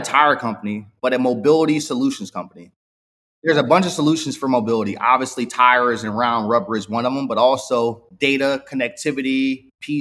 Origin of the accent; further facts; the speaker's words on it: Newark, New Jersey, United States; now in Los Angeles, United States; I was born and raised in Newark, New Jersey.